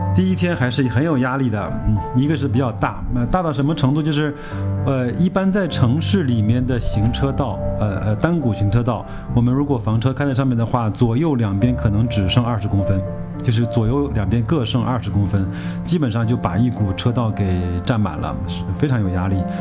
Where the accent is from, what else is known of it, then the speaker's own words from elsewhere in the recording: China; 他知道我们从中国来